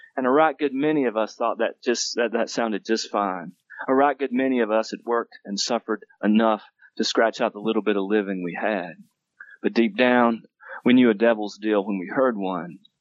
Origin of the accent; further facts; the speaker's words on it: Western North Carolina, United States; moved away as an adult; now in Denver, United States; I grew up in Western North Carolina, so I'm from Appalachia